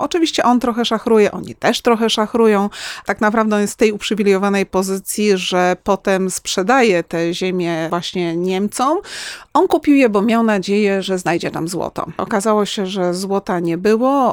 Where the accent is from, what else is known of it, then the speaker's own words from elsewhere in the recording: Kraków, Lesser Poland, Poland; u nas w Krakowie